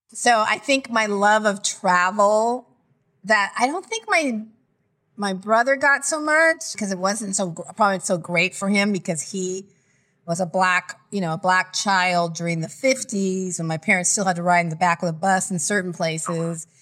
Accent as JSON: {"language": "English", "town": "Lompoc", "region": "California", "country": "United States", "tie": "born or raised there", "also_born_or_lived": "Nebraska / Okinawa, Japan", "lives_now": "Los Angeles, United States", "said": "from about seven or eight until I was eighteen, I lived in Lompoc, California, near Santa Barbara at Vandenberg Air Force Base."}